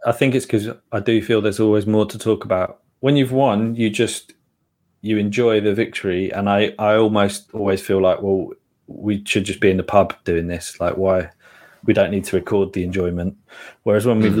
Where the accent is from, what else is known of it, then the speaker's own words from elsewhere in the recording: London, United Kingdom; I grew up in Dalston.